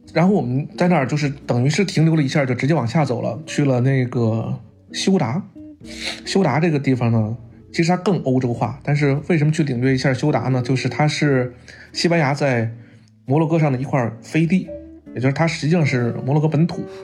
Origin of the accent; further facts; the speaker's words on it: Beijing, China; 咱们北京人